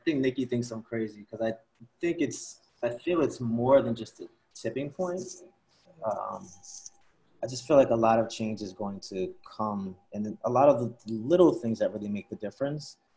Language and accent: English; Princeton, New Jersey, United States; now in New York City, United States; grew up outside of Princeton, New Jersey